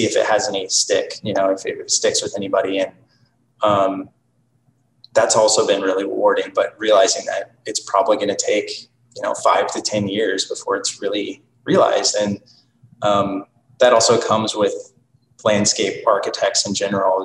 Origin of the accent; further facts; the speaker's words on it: Wichita, Kansas, United States; also born or lived in New York City; now in Kansas City, United States; my hometown, Wichita